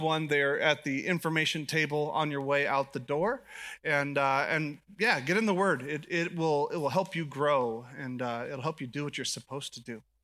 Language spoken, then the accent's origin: English; United States; I'm American